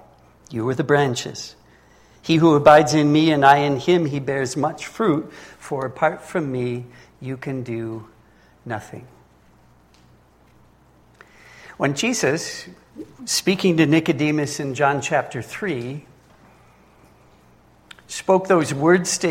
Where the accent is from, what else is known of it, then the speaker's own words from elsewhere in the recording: Minnesota, United States; moved away as an adult; also born or lived in Lake Constance, Germany; now in Germany; I'm originally from Minnesota. I was raised there, but I haven't lived in the United States for the past 33 years.